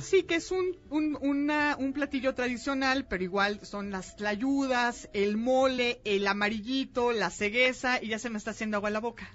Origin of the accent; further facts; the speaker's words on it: Oaxaca, Mexico; yo soy oaxaqueña